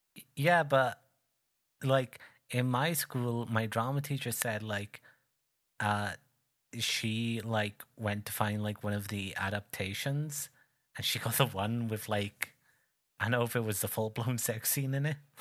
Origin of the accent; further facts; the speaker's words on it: United Kingdom; I'm not English. Uh, but the fellow guy from the same island as me